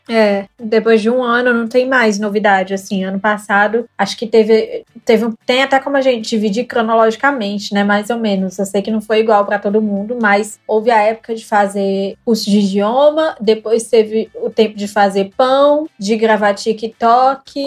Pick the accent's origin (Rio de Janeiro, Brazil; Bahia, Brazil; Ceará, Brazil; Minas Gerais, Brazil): Ceará, Brazil; Fortaleza; also born or lived in Jaguaruana / Itapipoca; Eu sou de Fortaleza, mas eu tenho um pezinho em Jaguaruana